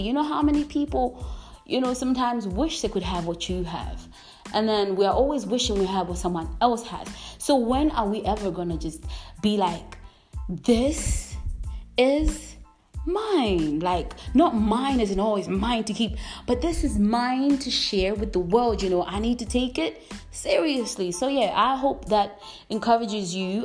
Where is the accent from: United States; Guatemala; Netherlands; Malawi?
Malawi; I am from Malawi. I'm currently living in Malawi